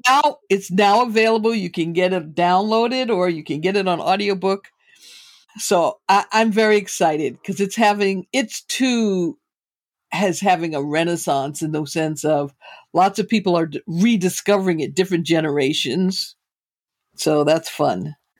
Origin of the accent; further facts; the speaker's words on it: Boston, Massachusetts, United States; moved away as an adult; also born or lived in New York; now in Bay Area, United States; was born and raised in Boston.